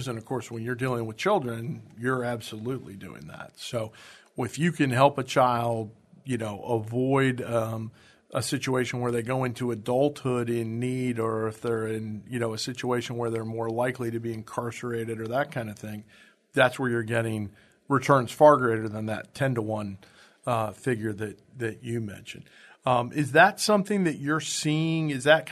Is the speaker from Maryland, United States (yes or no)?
no; Kansas, United States; I grew up in Kansas myself